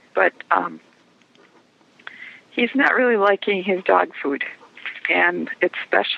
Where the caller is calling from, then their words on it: Sheboygan, Wisconsin, United States; I'm calling from Sheboygan, Wisconsin.